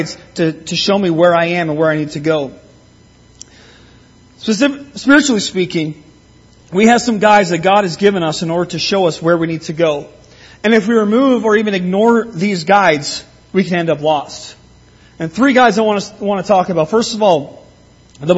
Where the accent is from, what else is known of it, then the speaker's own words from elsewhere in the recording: Simcoe, Ontario, Canada; moved away; When I learned to drive growing up in Simcoe, I never bothered with learning the names of the streets there